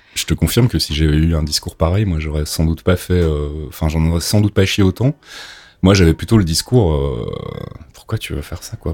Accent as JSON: {"language": "French", "country": "Belgium", "tie": "born or raised there", "moved": "as an adult", "lives_now": "France", "said": "je suis originaire de Belgique"}